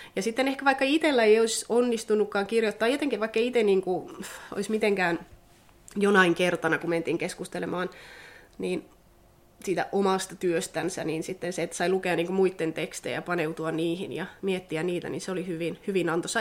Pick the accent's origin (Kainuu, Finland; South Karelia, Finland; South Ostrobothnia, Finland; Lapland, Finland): Lapland, Finland; Sodankylä; moved away as an adult; now in Tampere, Finland; olen syntynyt Sodankylässä ja sukulaiset asuu täällä ja perhe asuu Sodankylässä, lapsuuden perhe. Miellän kyllä itseni vieläkin sodankyläläiseksi